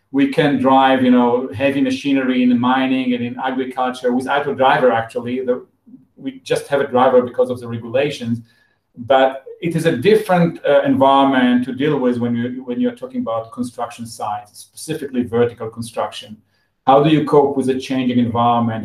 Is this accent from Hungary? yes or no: no; Israel; I was born in Israel. Um, and uh, like everyone else, after the high school, I, I joined the army as, as a mandatory military service